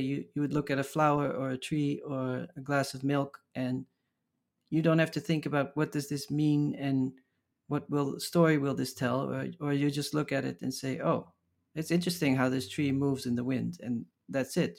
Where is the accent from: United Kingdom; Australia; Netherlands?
Netherlands; Maastricht, Limburg; moved away as an adult; also born or lived in Amsterdam, Netherlands / Los Angeles, United States / Paris, France / Berlin, Germany; now in New York, United States; I grew up from my tenth to my eighteenth in Maastricht, in the, the south of the Netherlands